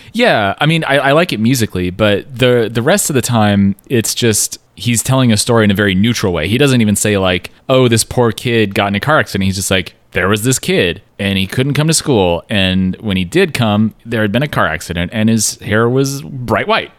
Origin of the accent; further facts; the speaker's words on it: Pacific Northwest, United States; a white guy who grew up in the Pacific Northwest.